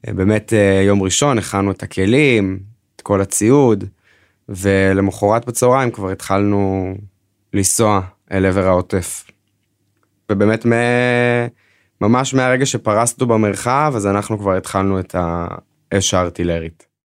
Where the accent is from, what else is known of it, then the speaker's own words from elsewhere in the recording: Northern District, Israel; אני במקור מהצפון